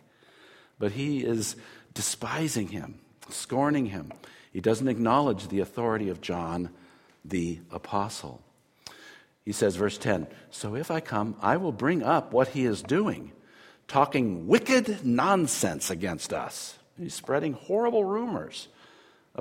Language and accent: English; United States; I'm an American